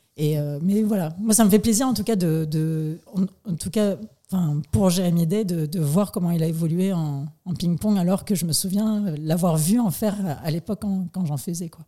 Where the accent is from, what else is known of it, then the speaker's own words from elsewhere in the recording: Nouméa, South Province, New Caledonia; je suis née le 26 mai 1987 exactement à Nouméa